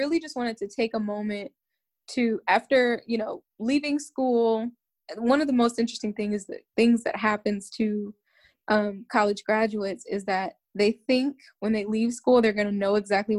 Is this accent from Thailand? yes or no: no; Wichita, Kansas, United States; moved away as an adult; also born or lived in Prairie View, Texas / Tallahassee, Florida / Austin, Texas; I grew up here and, lived here most of my life, left for a little bit and came back 2 years ago.